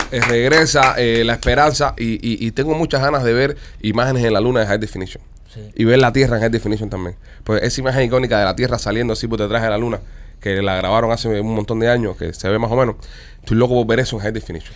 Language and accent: Spanish; Cuba; also born or lived in South Florida; now in Florida, United States; somos cinco cubanos